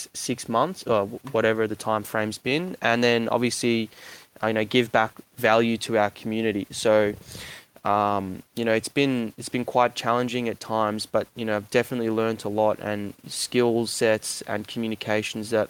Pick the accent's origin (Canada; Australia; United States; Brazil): Australia; Melbourne, Victoria; I'm from Melbourne